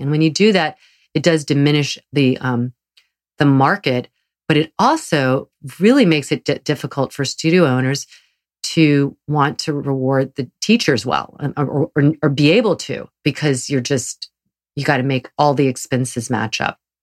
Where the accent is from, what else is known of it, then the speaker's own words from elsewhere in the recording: the South, United States; growing up in the South